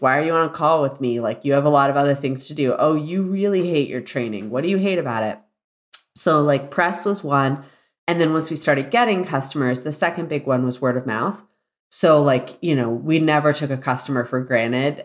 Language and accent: English; Celebration, Florida, United States; I grew up in Walt Disney World's planned community.